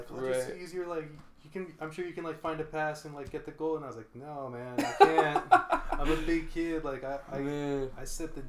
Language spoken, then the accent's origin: English; Hawthorne, California, United States; I was a Latino growing up in Los Angeles, but I couldn't fully mm-hmm. relate to it because I'm not Mexican.